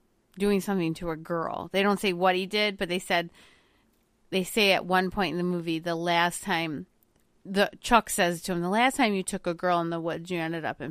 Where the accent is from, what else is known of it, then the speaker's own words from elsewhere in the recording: England, United Kingdom; I'm English. I speak English.